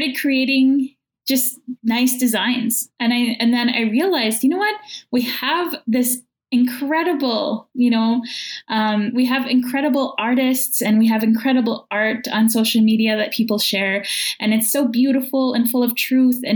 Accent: Opaskwayak Cree Nation, northern Manitoba, Canada; now in Winnipeg, Canada; I'm from Apaskwayak Cree Nation in northern Manitoba, but currently I'm a guest on Treaty One

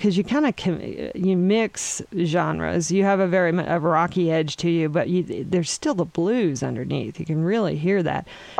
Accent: Cincinnati, Ohio, United States; moved away; I'm from Cincinnati

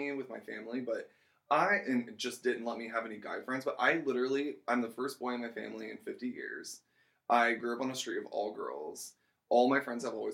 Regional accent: Speedway, Indiana, United States; I grew up in Speedway, and, you know, it's obviously in the city of some sorts, but it's a small community

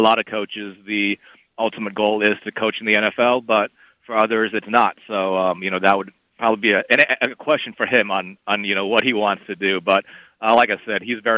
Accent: Ames, Iowa, United States; moved away as an adult; also born or lived in Miami; now in Dallas, United States; born and raised in Ames. Lived here 18 years.

